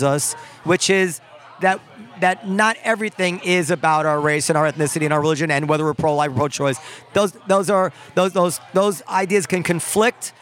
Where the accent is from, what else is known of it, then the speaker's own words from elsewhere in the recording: United States; As an American